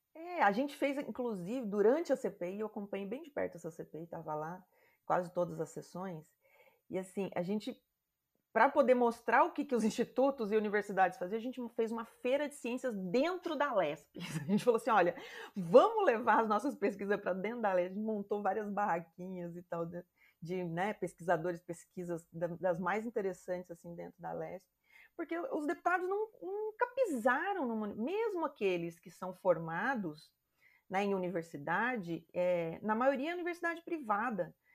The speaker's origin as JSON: {"language": "Portuguese", "town": "Campo Grande", "region": "Mato Grosso do Sul", "country": "Brazil", "tie": "born or raised there", "said": "eu cresci no Mato Grosso do Sul, né, em Campo Grande"}